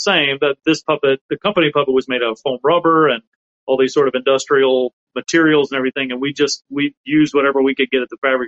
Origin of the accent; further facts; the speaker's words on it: South Alabama, United States; where I grew up in South Alabama